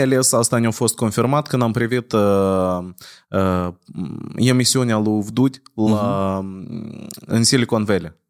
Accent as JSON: {"language": "Romanian", "region": "Chișinău", "country": "Moldova", "tie": "born or raised there", "said": "noi întotdeauna crescând în Chișinău"}